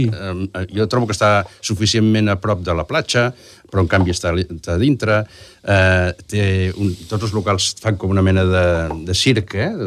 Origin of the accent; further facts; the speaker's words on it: Lloret de Mar, Catalonia, Spain; és el meu barri, vaig néixer allà